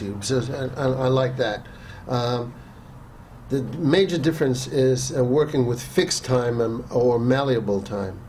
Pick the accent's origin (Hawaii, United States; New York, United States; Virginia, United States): New York, United States; New York City; growing up in New York City, uh, in my teens